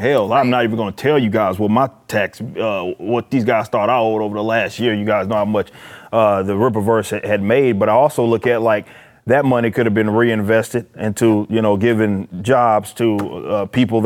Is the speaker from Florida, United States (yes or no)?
no; Dallas, Texas, United States; I'm from South Dallas